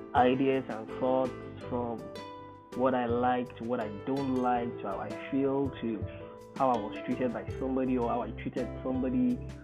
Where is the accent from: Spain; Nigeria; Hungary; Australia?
Nigeria; I'm Nigerian